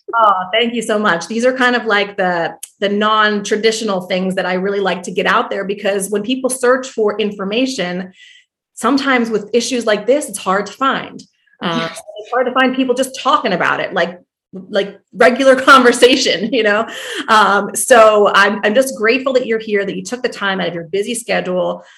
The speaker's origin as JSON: {"language": "English", "region": "New Jersey", "country": "United States", "also_born_or_lived": "New York", "moved": "as an adult", "said": "I'm originally from New Jersey"}